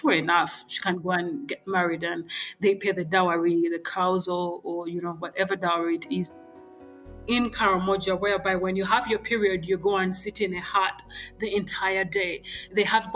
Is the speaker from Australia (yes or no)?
no; Kampala, Central Region, Uganda; I was born and raised in Kampala